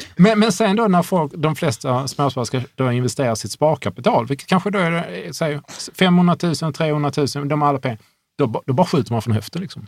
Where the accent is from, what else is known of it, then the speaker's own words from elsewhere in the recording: Hörby, Skåne, Sweden; Jag är från Hörby, jag är från en enkel